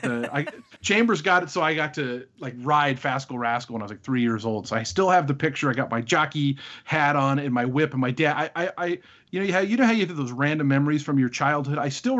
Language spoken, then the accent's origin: English; Renton, Washington, United States; I was born in Renton, Washington, which is about the hospital I was born at was about 2 miles from Old Long Acres Racecourse, which was a great racetrack from the early 1930s through 1992.